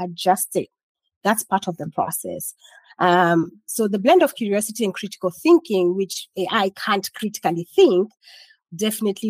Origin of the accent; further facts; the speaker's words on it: Kenya; now in United States; I'm Kenyan, so I still eat traditional Kenyan dishes.